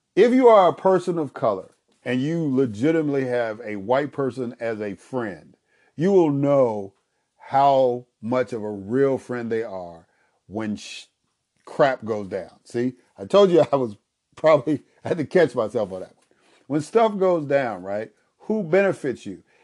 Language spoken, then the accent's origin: English; United States; I grew up in the United States of America and speak the English language